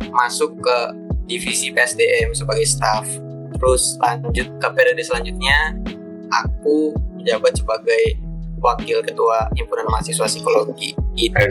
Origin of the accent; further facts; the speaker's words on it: Cirebon, West Java, Indonesia; halo kenalin … aku dari psikologi UNY angkatan 2018 Nah, asalku itu dari Cirebon.